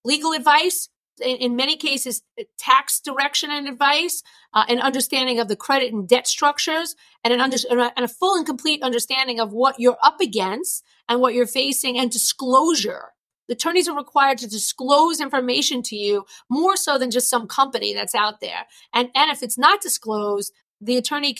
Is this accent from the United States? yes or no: yes; New York, United States; accent: New York; my New York accent